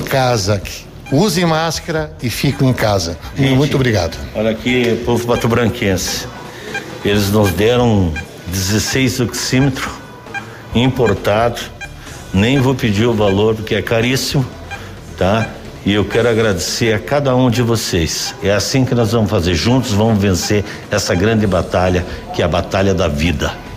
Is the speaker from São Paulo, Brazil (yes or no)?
no; Pato Branco, Paraná, Brazil; somos natural de Pato Branco, nós amamos a nossa terra